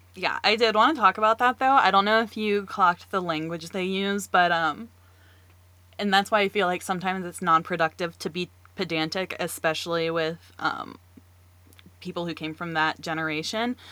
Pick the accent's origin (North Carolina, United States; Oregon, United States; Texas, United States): North Carolina, United States; I, too, am from North Carolina. I'm still here